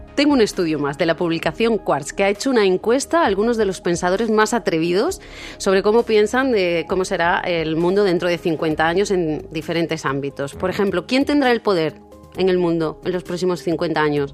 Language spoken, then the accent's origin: Spanish; Cádiz, Andalusia, Spain; also born or lived in Seville; now in Madrid, Spain; soy sevillana y criada en Cádiz.